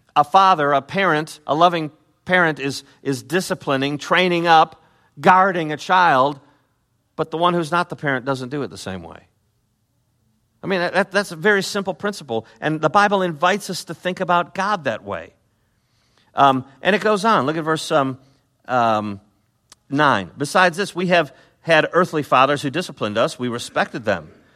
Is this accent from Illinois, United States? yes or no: yes; Chicago, Illinois, United States; I'm from Chicago